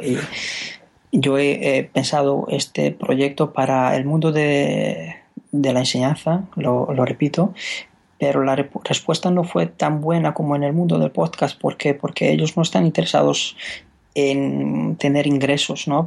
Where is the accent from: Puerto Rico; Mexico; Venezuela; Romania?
Romania; Spanish is a second language; moved away as an adult; now in Spain; yo soy rumano